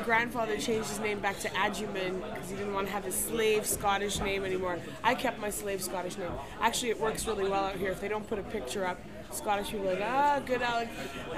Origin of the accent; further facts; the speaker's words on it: Western Canada, Canada; moved away; I'm from Western Canada